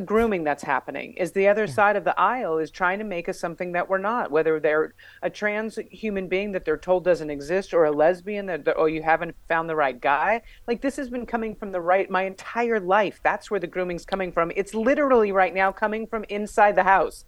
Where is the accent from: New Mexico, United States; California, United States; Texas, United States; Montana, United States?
New Mexico, United States; I have a degree in physical education because I'm from New Mexico and I'm a lesbian and it's the law